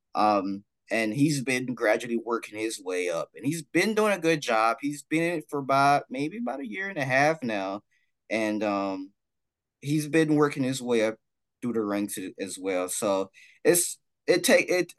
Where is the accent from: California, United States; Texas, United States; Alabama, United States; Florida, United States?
Texas, United States; Dallas; I'm from Dallas